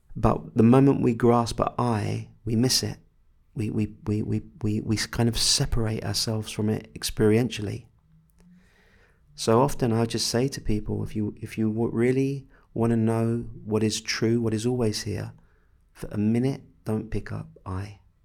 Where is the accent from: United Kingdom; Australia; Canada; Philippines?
United Kingdom; England; I'm English